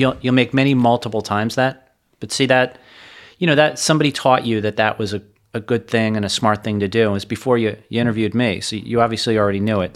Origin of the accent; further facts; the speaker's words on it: Hollywood, Florida, United States; also born or lived in Parkland, Florida / New York City; I grew up in Hollywood, Florida